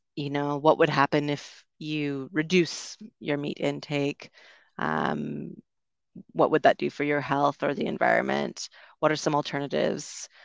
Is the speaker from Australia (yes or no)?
no; Canada; moved away as an adult; also born or lived in United Kingdom; growing up in Canada